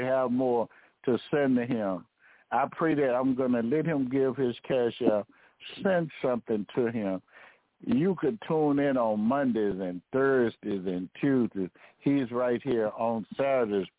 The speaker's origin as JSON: {"language": "English", "country": "United States", "tie": "born or raised there", "said": "I was raised in America. And this America is my home."}